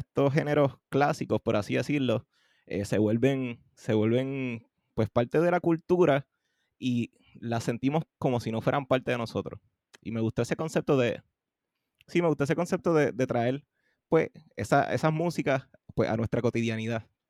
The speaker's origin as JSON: {"language": "Spanish", "town": "Carolina", "country": "Puerto Rico", "tie": "born or raised there", "also_born_or_lived": "Trujillo Alto, Puerto Rico", "said": "me crié ¿verdad? en Carolina y, y, Trujillo Alto"}